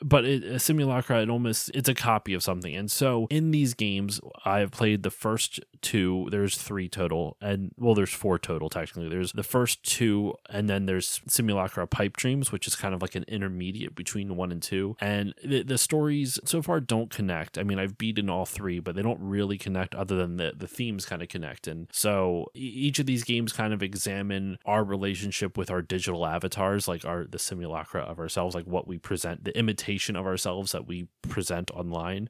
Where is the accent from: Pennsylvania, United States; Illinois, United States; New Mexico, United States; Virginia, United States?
Pennsylvania, United States; I'm from Pennsylvania